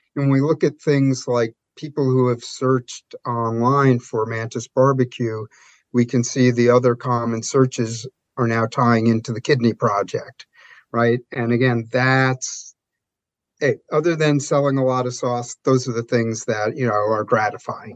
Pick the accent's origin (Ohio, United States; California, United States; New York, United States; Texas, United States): New York, United States; I'm a New Yorker